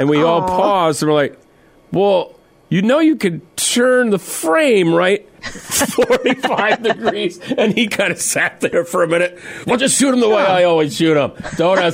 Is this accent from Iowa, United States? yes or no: no; Mitchell, South Dakota, United States; moved away; my hometown of Mitchell, South Dakota